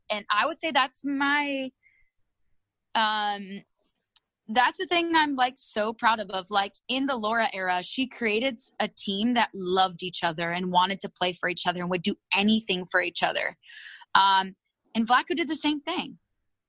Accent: Moreno Valley, California, United States; also born or lived in Japan; I'm from Riverside, Marina Valley, California

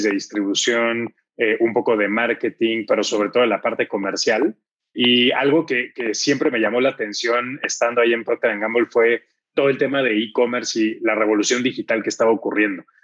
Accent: Mexico; mexicano, estudié ingeniería industrial y de sistemas.

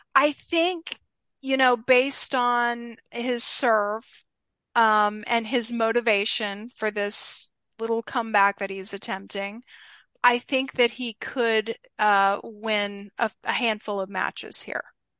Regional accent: Atlanta, Georgia, United States; I was a sports fan growing up in the Atlanta, Georgia area

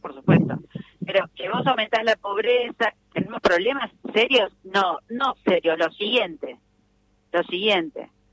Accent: Morón, Buenos Aires Province, Argentina; Nací en Morón, vivo en Morón

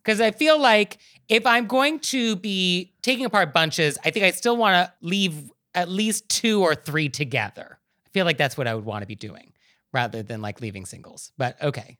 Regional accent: Marin County, California, United States; I am from Marin County

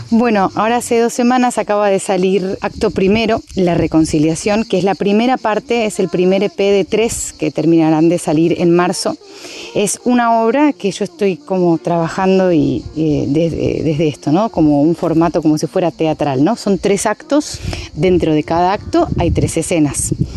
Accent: Argentina; moved away as an adult; now in Madrid, Spain; hacia mi país, hacia Argentina

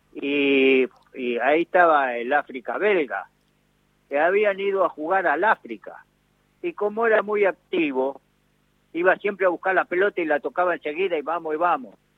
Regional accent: Argentina; somos los argentinos

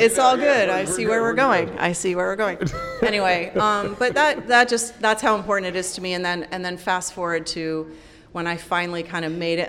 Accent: Salt Lake City, Utah, United States; moved away; I grew up in Utah.

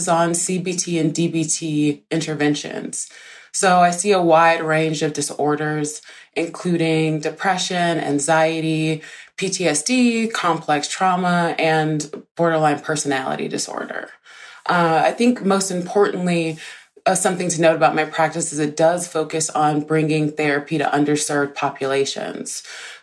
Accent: Deep South, United States; I grew up in poverty in the Deep South, in a single parent

